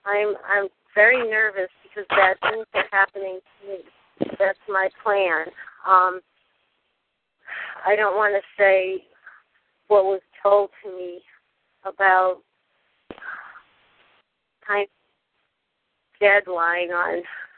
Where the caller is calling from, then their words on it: California, United States; I'm calling from California